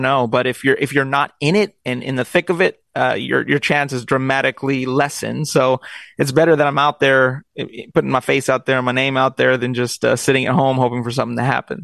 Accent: Long Beach, California, United States; I was born in Long Beach and raised

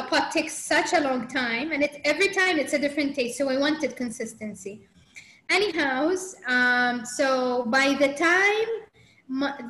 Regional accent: Saudi Arabia; growing up in Saudi in that time, where, I mean, that wasn't typical route for a Saudi girl

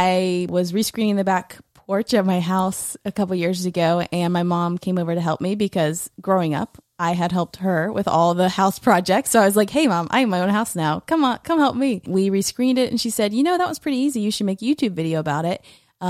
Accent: Tallahassee, Florida, United States; So I grew up in Tallahassee, but for college, I went to University of Central Florida in Orlando.

